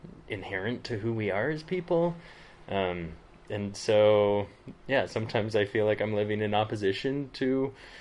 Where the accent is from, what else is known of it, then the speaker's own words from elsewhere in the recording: Front Range of Colorado, United States; moved away as an adult; also born or lived in Berlin / London / San Francisco; now in Southern Utah, United States; I grew up on the Front Range of Colorado.